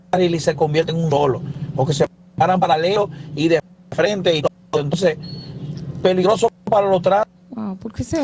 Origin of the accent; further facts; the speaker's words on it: Herrera, Distrito Nacional, Dominican Republic; soy del sector de Herrera.